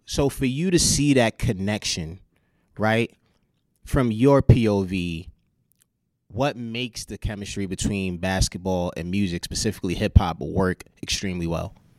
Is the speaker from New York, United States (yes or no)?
yes; New York, United States; I'm from New York